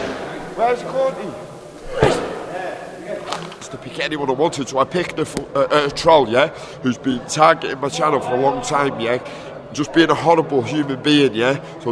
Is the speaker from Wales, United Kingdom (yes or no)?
yes; North Wales, United Kingdom; I'm from North Wales, mate, yeah, North Wales.